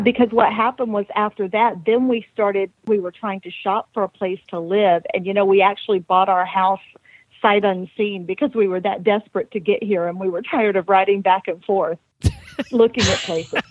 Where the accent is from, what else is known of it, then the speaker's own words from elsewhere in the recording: the South, United States; also born or lived in South Carolina; now in Ocala, United States; I grew up in the South